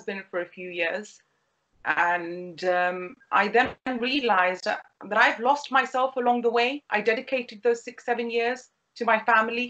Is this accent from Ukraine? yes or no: no; United Kingdom; as a British Pakistani